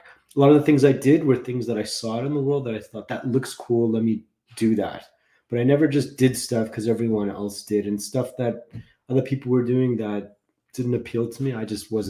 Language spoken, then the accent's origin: English; Los Angeles, California, United States; I grew up in Los Angeles. I got sober in Los Angeles at the age of 22.